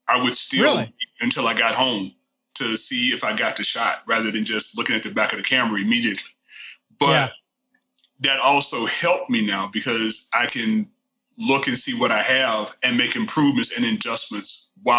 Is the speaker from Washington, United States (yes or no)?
no; Houston, Texas, United States; I am a native Texan. Not many of us left because everybody else comes here. But been here all my life. Born and raised in the Houston area